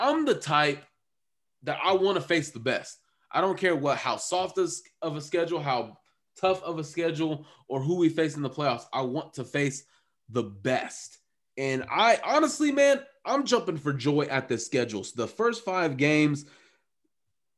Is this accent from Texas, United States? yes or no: yes; Texas, United States; I'm from Texas.